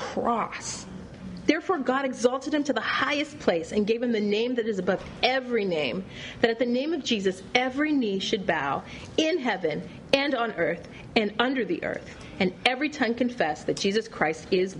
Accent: Canada; moved away; also born or lived in Paris / Los Angeles / Chennai; being Canadian and coming from a first world country

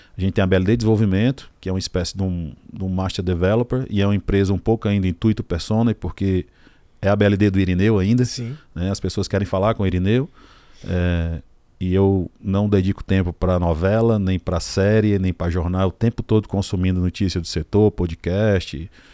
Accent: Ceará, Brazil; lá na minha cidade eu já tenho três ou quatro áreas mapeadas

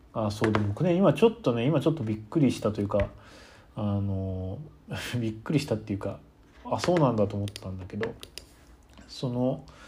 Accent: Kyoto, Japan; moved away as an adult; also born or lived in Nagano; 僕も確かに京都で普通にずっと花粉症で子供の時からかなりひどくて

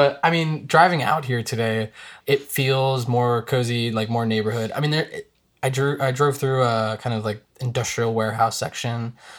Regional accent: New Jersey, United States; also born or lived in Brooklyn, New York; Like I've pretty much lived in Jersey since I was a kid. I was born in Brooklyn

